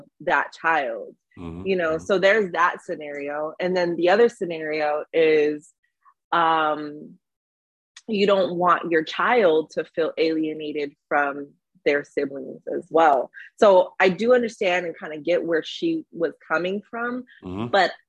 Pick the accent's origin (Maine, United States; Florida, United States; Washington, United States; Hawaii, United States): Hawaii, United States; now in Los Angeles, United States; being in LA, I'm from Hawaii originally